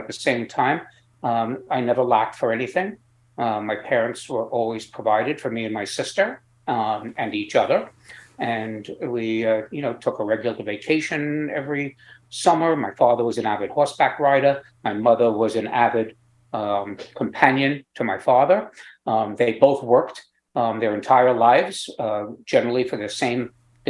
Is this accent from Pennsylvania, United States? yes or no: no; Long Beach, New York, United States; I grew up in Long Beach, Long Island, which was a beachfront community